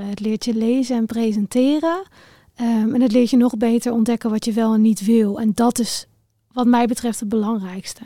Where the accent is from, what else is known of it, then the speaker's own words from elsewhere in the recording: Raalte, Overijssel, Netherlands; ik ben opgegroeid in Raalte. Dat is een eh, dorpje in Overijssel tussen Deventer en Zwolle in.